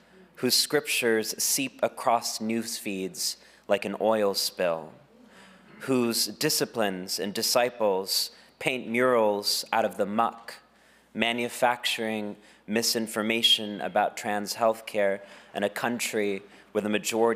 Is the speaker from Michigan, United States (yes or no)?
no; Texas, United States; my home state of Texas